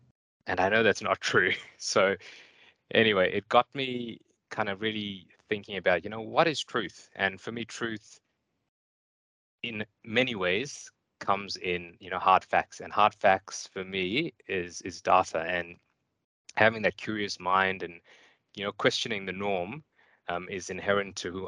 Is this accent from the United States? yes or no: no; KwaZulu-Natal, South Africa; moved away; also born or lived in Auckland, New Zealand / Wellington, New Zealand; I'm South African, and I grew up on the east coast of South Africa, a nice, you know, sugar farm